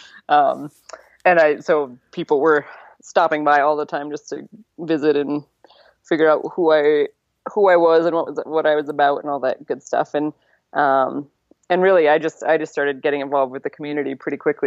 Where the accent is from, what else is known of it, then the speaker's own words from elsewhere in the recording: Connecticut, United States; moved away as an adult; now in White Sulphur Springs, United States; how I grew up in Connecticut on a farm there